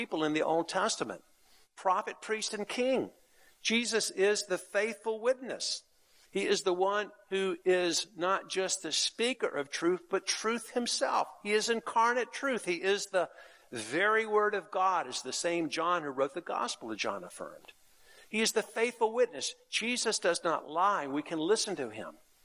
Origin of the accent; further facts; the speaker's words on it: North Carolina, United States; the church I grew up in North Carolina